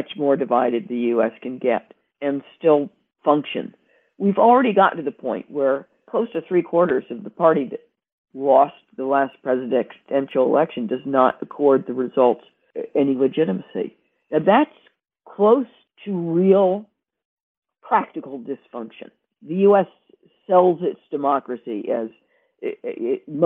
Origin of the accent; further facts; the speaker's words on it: United States; moved away as an adult; I didn't choose to be born there